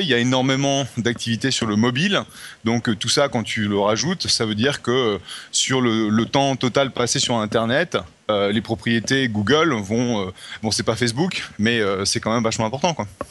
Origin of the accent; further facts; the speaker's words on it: France; accent: French; mon accent français